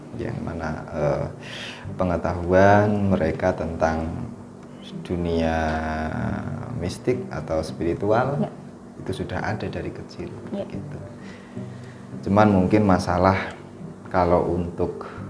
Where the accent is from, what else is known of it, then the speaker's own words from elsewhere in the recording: Java, Indonesia; saya lahir di Jawa